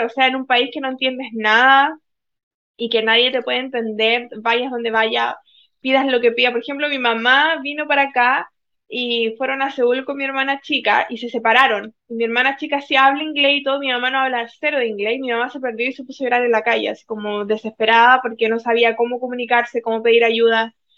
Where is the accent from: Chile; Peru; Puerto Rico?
Chile; moved away as an adult; also born or lived in Spain; now in South Korea; me siento chilena